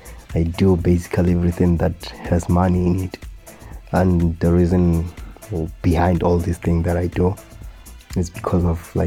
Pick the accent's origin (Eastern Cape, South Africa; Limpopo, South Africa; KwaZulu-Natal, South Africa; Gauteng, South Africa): Limpopo, South Africa; Polokwane; now in Venda, South Africa; I was born in Venda, in this hospital, Chirizini. Then I grew up in Polokwane, Mulechi Hawu Park. Then I'm currently located back in Venda, Toyando, Muredan.